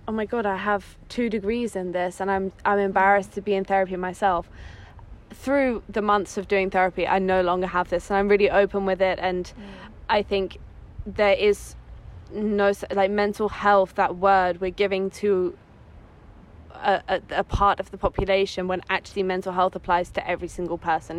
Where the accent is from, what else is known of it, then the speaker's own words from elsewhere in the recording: England, United Kingdom; moved away as an adult; also born or lived in Netherlands / Rome, Italy; now in Italy; I grew I grew up in England. That's like my my background, where my accent comes from.